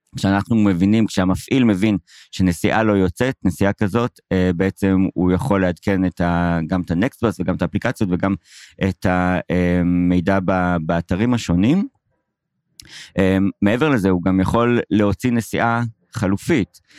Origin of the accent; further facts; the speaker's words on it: Haifa, Haifa District, Israel; גדלתי בחיפה